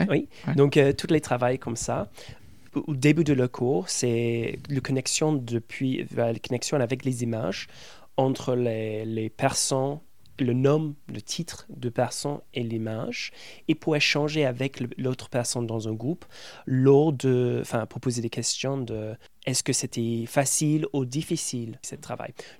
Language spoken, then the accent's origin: French; England, United Kingdom; French is a second language; moved away as an adult; now in France; Dès que j'ouvre mon bouche, ils savent que je suis anglais